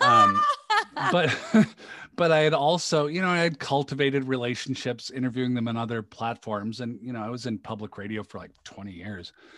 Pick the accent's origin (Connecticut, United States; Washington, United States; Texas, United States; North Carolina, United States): Washington, United States; Seattle; moved away; I grew up in the Seattle area